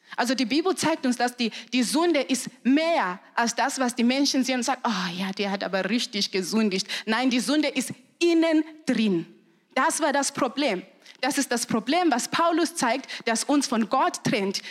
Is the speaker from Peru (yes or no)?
no; Zimbabwe; German is a second language; moved away as an adult; now in Germany; Ich komme aus Zimbabwe